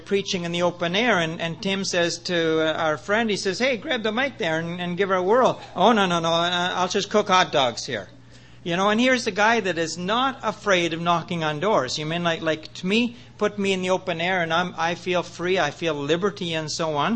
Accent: Prince Edward Island, Canada; moved away as an adult; also born or lived in British Columbia; I was born in Prince Edward Island

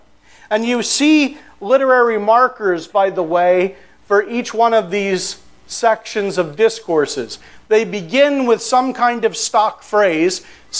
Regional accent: Pennsylvania, United States; I'm from Pennsylvania

